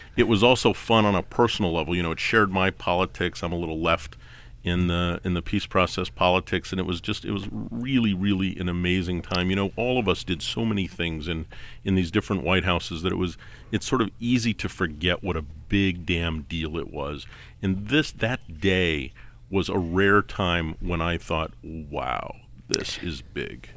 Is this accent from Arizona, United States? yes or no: yes; Tucson, Arizona, United States; moved away; I grew up in Tucson